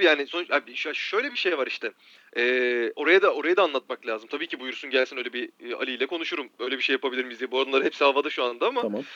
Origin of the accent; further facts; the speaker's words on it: Marmaris, Muğla, Turkey; ben Marmarisliyim.